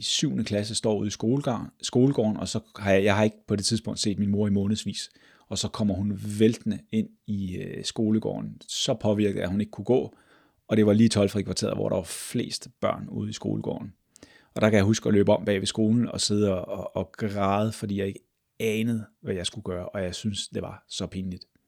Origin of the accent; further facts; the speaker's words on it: Glostrup, Capital Region of Denmark, Denmark; jeg er født og opvokset i Glostrup.